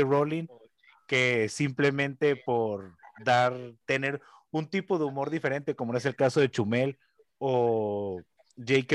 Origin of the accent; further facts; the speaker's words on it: Mexico; los que somos nosotros los mexicanos